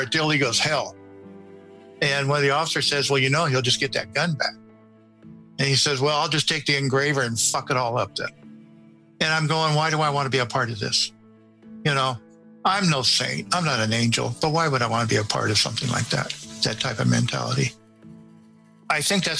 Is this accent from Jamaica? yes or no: no; Northern California, United States; moved away as an adult; now in Nevada, United States; I was born and raised in Northern California